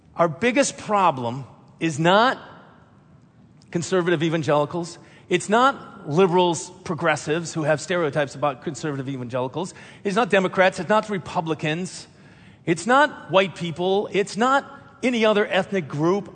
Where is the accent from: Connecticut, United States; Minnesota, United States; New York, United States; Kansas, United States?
Minnesota, United States; I'm a pastor. I grew up in Minnesota.